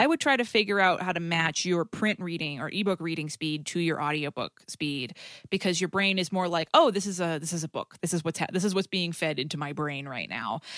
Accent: New England, United States; accent: New England; I'm from New England

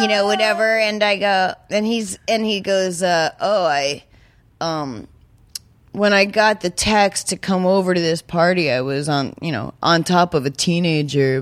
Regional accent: New Hampshire, United States; I'm from New Hampshire

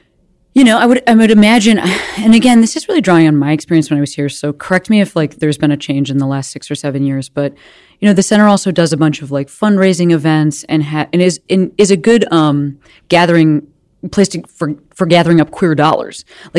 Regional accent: Chicago, Illinois, United States; I'm glad to hear that I'm not making this up as a Chicagoan.

